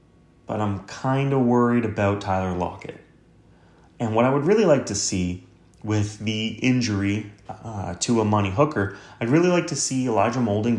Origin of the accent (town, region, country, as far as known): Canada